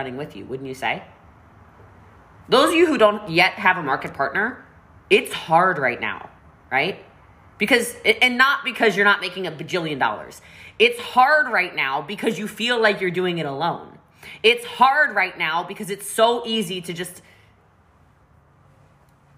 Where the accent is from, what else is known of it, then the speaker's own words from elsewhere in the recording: Maryland, United States; I'm from Maryland where we have mountains.